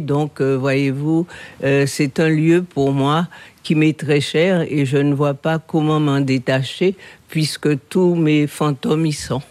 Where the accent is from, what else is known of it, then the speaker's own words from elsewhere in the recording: Guadeloupe; also born or lived in Saintes, Charente-Maritime, France; Je suis né à Sainte, tout à fait par hasard. En tous les cas, je me sens complètement issu de cette terre issu de cette histoire.